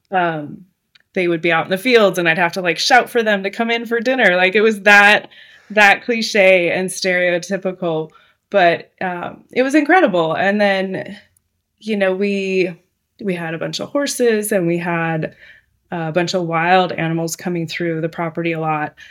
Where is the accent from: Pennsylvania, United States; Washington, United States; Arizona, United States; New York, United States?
Washington, United States; Seattle; moved away as an adult; now in Southern California, United States; I am from Seattle